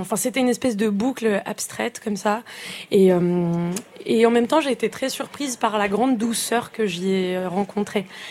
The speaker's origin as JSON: {"language": "French", "country": "France", "tie": "born or raised there", "said": "je suis née en France"}